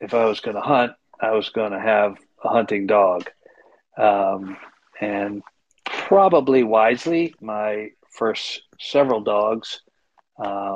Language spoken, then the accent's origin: English; Princeton, New Jersey, United States; moved away as an adult; also born or lived in Hanover, New Hampshire; now in Dixmont, United States; I grew up in Princeton, New Jersey